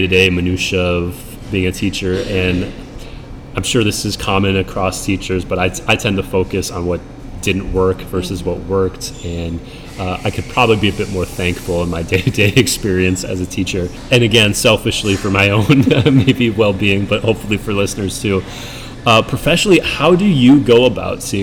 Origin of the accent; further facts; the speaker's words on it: Minnesota, United States; moved away; I grew up in Minnesota